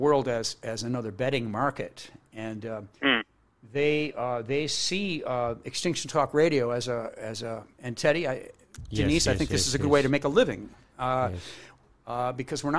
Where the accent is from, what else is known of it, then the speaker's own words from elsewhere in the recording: New Jersey, United States; We grew up together in New Jersey